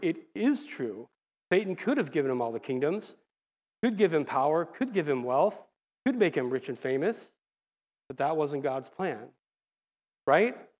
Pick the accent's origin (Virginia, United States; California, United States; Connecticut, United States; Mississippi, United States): California, United States; Lake Forest; I grew up in El Toro, Mission Viejo area, Lake Forest now, they changed the name